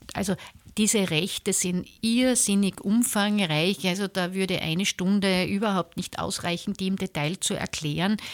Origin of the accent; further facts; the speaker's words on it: southern Burgenland, Austria; moved away as an adult; also born or lived in eastern Styria; now in Graz, Austria; ich bin äh, in der Oststeiermark geboren, aber aufgewachsen im Südburgenland in einer Großfamilie